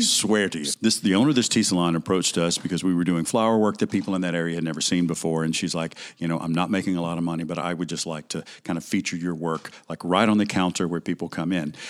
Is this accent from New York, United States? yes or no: no; Alabama, United States; moved away as an adult; also born or lived in Mississippi; I'm originally from Alabama